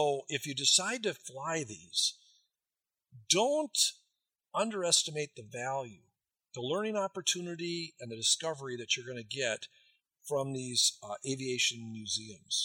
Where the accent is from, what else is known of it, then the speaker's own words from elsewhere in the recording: Wisconsin, United States; I'm from Wisconsin